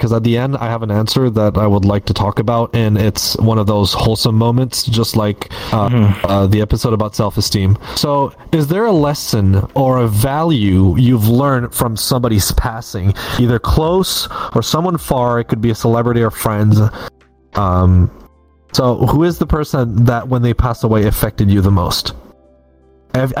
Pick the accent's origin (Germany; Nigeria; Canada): Canada; Perks of being Canadian